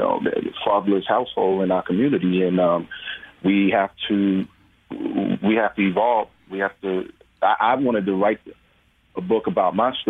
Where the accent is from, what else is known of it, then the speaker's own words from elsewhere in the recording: New York, United States; I'm from New York, so we were in New York and filming